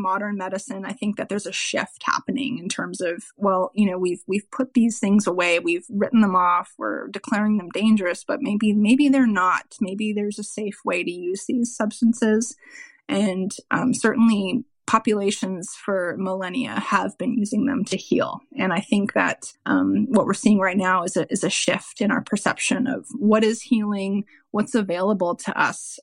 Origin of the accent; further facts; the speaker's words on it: Ontario, Canada; also born or lived in South Central Texas; now in Texas, United States; I am in South Central Texas, but I am from Ontario, Canada